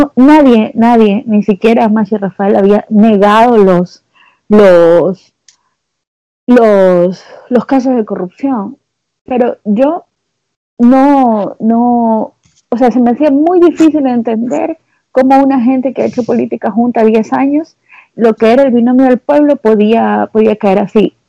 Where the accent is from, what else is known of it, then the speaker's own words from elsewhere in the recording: Guayaquil, Guayas, Ecuador; como yo soy de Guayaquil